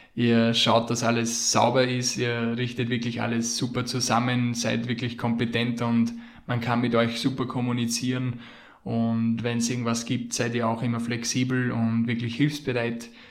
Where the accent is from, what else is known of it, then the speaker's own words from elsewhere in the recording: Austria; bei uns in Österreich